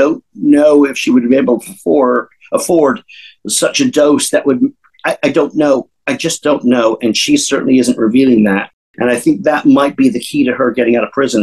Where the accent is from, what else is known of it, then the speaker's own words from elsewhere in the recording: San Diego, California, United States; I'm from San Diego